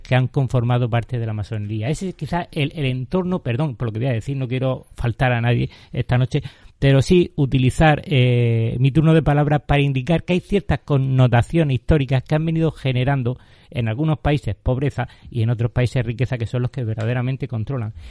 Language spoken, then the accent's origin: Spanish; Spain; yo ante todo me considero español